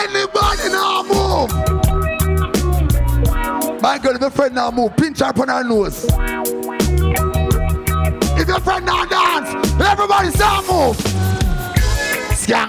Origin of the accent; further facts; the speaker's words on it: Jamaica; I'm proud Jamaican